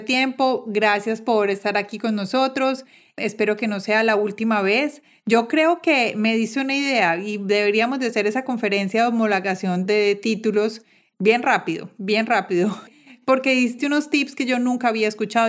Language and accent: Spanish; Colombia; moved away as an adult; yo como colombiana viviendo en el exterior